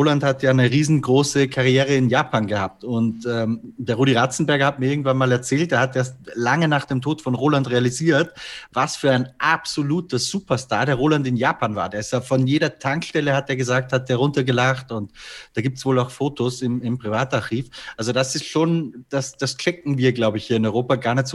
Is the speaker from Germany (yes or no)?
no; Austria; Wir, wir Deutschen, oder ich bin ja eigentlich Österreicher, fühle mich aber als halber Deutscher zumindest